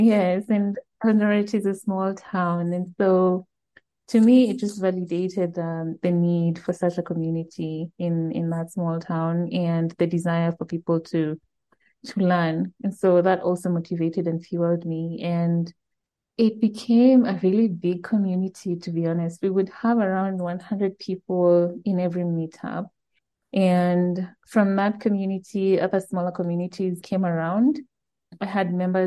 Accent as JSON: {"language": "English", "town": "Eldoret", "region": "Uasin Gishu County", "country": "Kenya", "tie": "born or raised there", "said": "Eldoret was my hometown"}